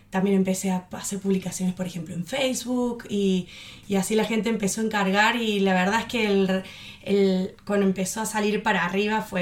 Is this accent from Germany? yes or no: yes; Germany; born there; Como habías contado, yo nací en Alemania y quería vivir la cultura y la experiencia de estar en Alemania.